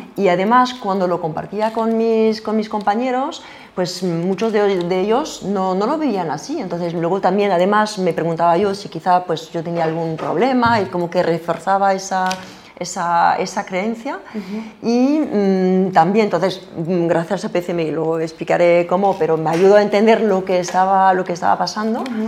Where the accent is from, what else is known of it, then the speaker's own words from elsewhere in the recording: France; accent: French; Spanish is a second language; moved away; yo soy francesa